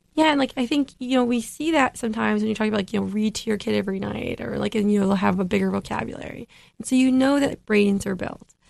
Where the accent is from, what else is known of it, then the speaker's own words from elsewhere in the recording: Midwest, United States; I grew up in the Midwest